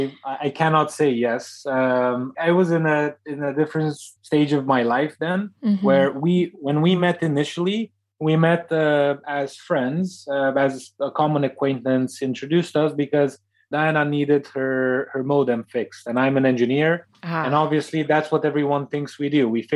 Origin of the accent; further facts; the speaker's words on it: Transylvania, Romania; Deanna and I actually were born less than 100 miles apart from each other, in the same literal region of the country of Transylvania.